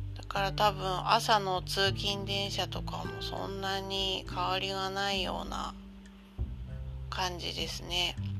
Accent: Tohoku, Japan; moved away; 出身のところも東北なので

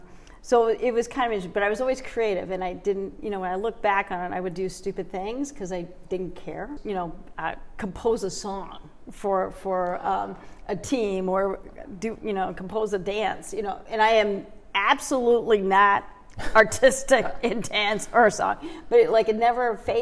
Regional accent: Toronto, Ontario, Canada; also born or lived in Vancouver / Darien, Connecticut; So yeah, so we I grew up in Toronto and then moved out to Vancouver, which was really cool.

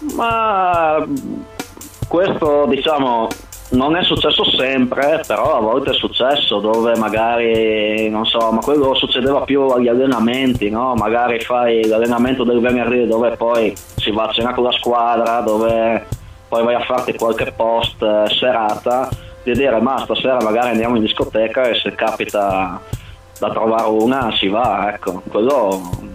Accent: Codroipo, Friuli-Venezia Giulia, Italy; Vengo da Codroipo in provincia di Udine

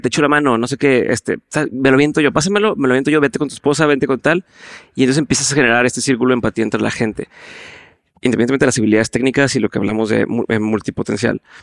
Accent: Monterrey, Nuevo León, Mexico; mi forma de hablar es muy directa. Mm. Así somos muchos en el norte, en, Monterrey, y eso no es tan bien recibido en otras partes del país

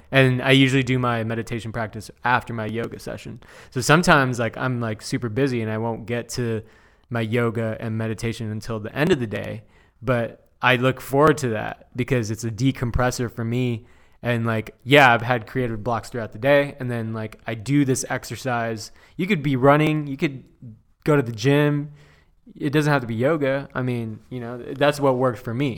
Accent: Chino Hills, California, United States; also born or lived in Diamond Bar; now in Orange County, United States; born and raised in Southern California. I grew up

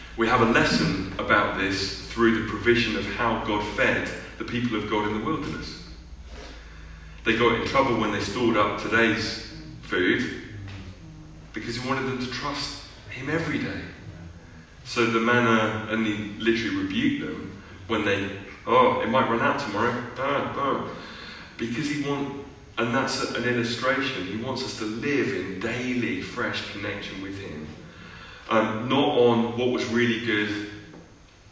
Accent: United Kingdom; as British, you know, European people

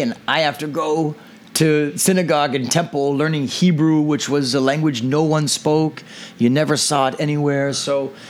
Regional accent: Pleasanton, California, United States; also born or lived in Livermore, California / Sonoma, California; I'm from the East Bay, okay. From Pleasanton

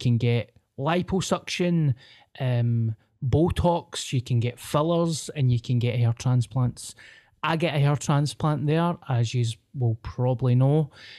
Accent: Scotland, United Kingdom; I'm the ….

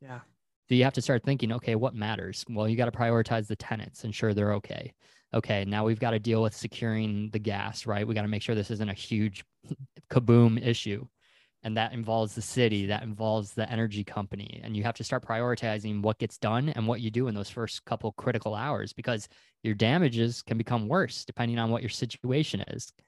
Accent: Wisconsin, United States; moved away as an adult; also born or lived in Pensacola, Florida; I'm originally from Wisconsin

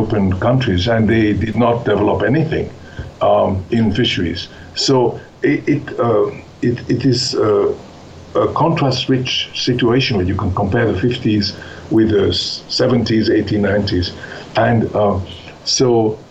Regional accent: Switzerland; moved away; I grew up in Switzerland

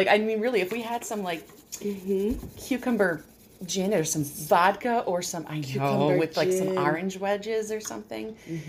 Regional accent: New York, United States; They knew I was from New York instantly.

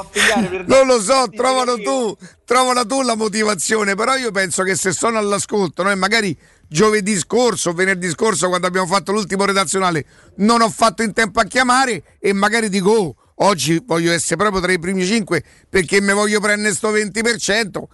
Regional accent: Rome, Lazio, Italy; da romano

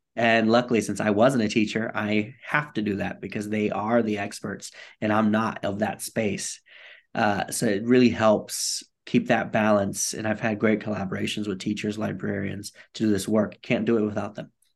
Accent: Bridgeport, Connecticut, United States; I grew up in Bridgeport, Connecticut, and I like to tell people it's not the rich part of Connecticut

